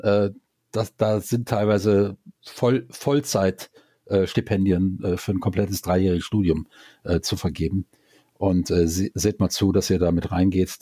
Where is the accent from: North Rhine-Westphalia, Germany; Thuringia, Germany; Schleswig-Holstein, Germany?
North Rhine-Westphalia, Germany; Düsseldorf; moved away as an adult; now in Karlsruhe, Germany; Düsseldorf ist eigentlich meine Heimatstadt